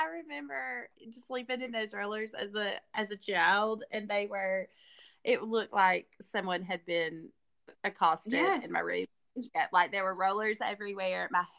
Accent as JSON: {"language": "English", "region": "Arkansas", "country": "United States", "tie": "born or raised there", "said": "Yeah, you remember, I grew up in Arkansas."}